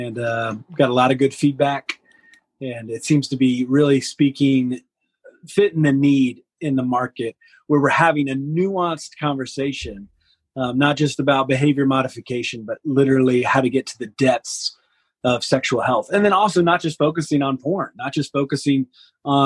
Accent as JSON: {"language": "English", "region": "the South", "country": "United States", "tie": "born or raised there", "moved": "as an adult", "lives_now": "Seattle, United States", "said": "growing up in the South"}